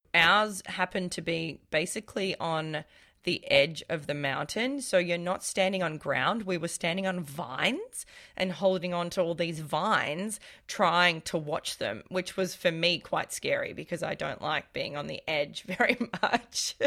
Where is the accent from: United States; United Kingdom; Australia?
Australia; I'm Australian